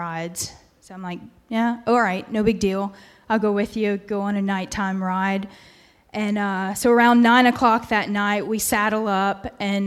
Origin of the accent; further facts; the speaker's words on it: Memphis, Tennessee, United States; moved away as an adult; now in Virginia, United States; I'm from Memphis originally